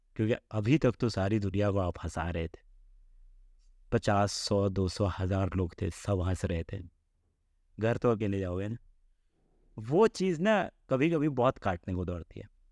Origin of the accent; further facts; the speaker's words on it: Mithila, India; moved away; also born or lived in Jamshedpur; coming from Mithila